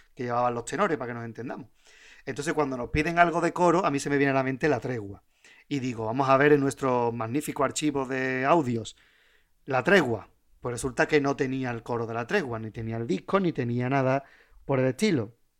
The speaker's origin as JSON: {"language": "Spanish", "town": "Puerto Real", "region": "Andalusia", "country": "Spain", "said": "yo soy de Puerto Real"}